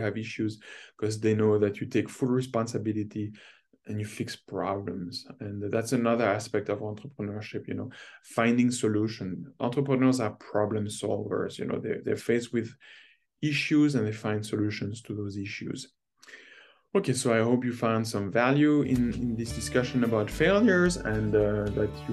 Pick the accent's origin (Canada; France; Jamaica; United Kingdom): France; moved away as an adult; now in North America; growing up in France